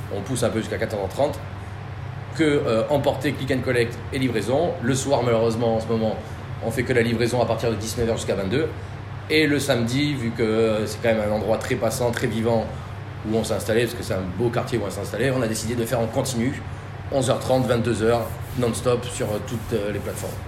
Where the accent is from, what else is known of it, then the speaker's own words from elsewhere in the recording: Croatia; also born or lived in Basque Country, France; now in France; chez moi en Croatie